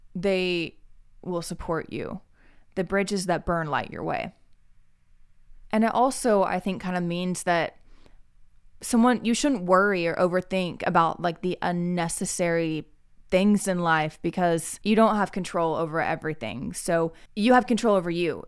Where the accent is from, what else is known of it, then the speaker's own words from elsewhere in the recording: Oklahoma, United States; moved away; also born or lived in Texas (family); I love being Midwestern. I love being, like, a okie.